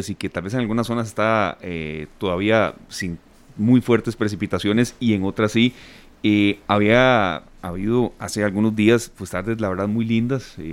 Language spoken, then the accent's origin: Spanish; Costa Rica; estoy tratando de, honrar la deuda del carro, como muchos ticos, como muchas personas